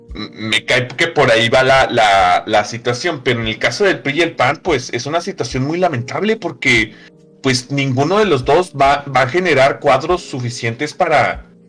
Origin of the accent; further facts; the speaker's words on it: Nuevo León, Mexico; nuevo leonés